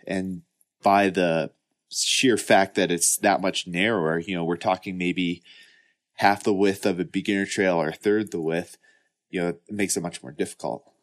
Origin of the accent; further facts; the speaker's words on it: Midwest, United States; I grew up in the Midwest